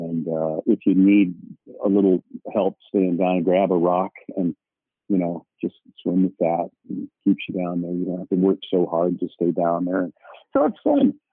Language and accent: English; Bethesda, Maryland, United States; born there; I was born in Bethesda Naval Hospital, which is where they take the presidents for their physicals